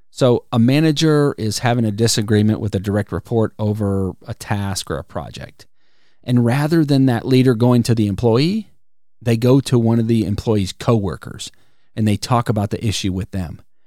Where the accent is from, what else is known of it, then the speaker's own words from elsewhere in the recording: Wisconsin, United States; now in Alabama, United States; I grew up in Wisconsin